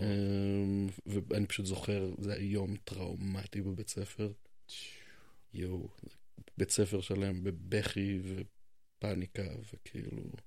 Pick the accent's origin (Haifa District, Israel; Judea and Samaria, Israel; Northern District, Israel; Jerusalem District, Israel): Jerusalem District, Israel; Jerusalem; אתה ואני נולדנו פה